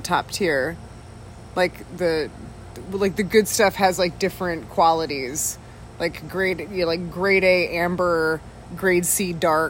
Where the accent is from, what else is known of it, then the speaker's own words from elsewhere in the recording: Quebec, Canada; when I was growing up in Quebec